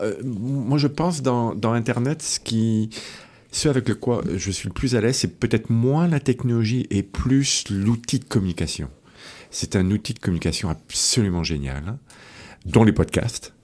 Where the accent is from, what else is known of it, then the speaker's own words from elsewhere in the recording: France; moved away as an adult; also born or lived in Rennes, France; now in Quebec, Canada; Je venais de France, donc j'ai fait mon, ma maîtrise à, Rennes, à l'Université de Rennes, en Bretagne.